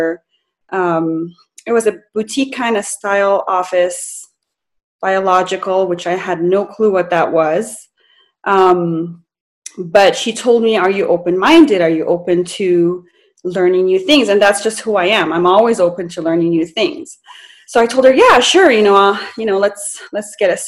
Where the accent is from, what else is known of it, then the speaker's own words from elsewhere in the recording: Las Cruces, New Mexico, United States; moved away; also born or lived in Cairo, Egypt / California; grew up in Las Cruces, New Mexico, and I'm originally from Egypt, Cairo, Egypt, and moved back here permanently in 2016.